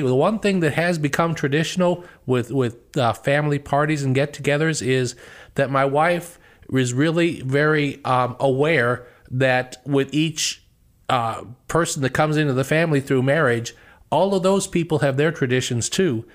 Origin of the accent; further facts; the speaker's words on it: Chicago, Illinois, United States; moved away as an adult; now in Ohio, United States; we were Bears fans growing up in Chicago.